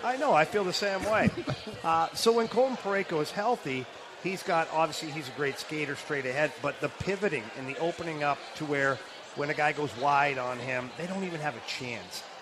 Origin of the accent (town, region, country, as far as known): Ottawa, Ontario, Canada; born or raised there